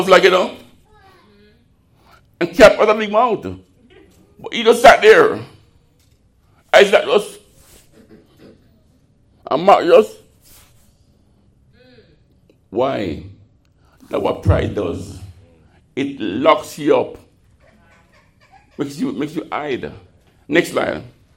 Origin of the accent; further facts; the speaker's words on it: Jamaica; moved away; I'm Jamaican